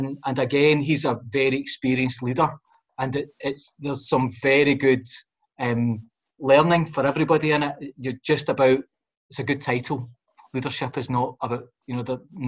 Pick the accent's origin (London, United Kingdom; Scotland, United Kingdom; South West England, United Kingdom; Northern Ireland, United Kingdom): Scotland, United Kingdom; Glasgow; I'm a boy born and brought up in the Gorbals.